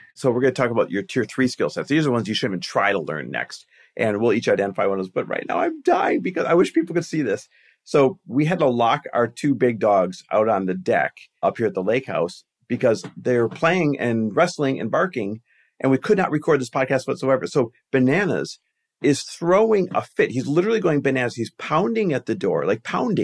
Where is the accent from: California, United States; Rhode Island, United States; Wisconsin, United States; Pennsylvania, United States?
Wisconsin, United States; Green Bay; moved away; also born or lived in Milwaukee, Wisconsin; I grew up in Green Bay, Wisconsin, Milwaukee, Wisconsin, that area